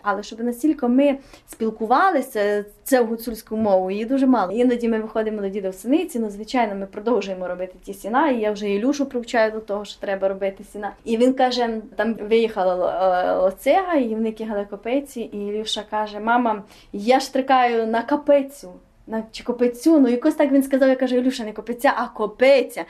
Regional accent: Hutsulshchyna, Ukraine; ми її гуцули

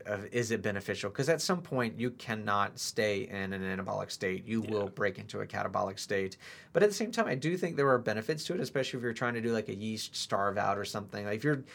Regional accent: United States; we're American

